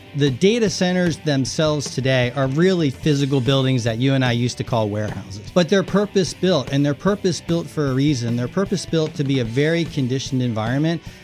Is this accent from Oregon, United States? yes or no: no; Maryland, United States; also born or lived in Northern Virginia; I'm from the Mid-Atlantic, I'm from Maryland and from Northern Virginia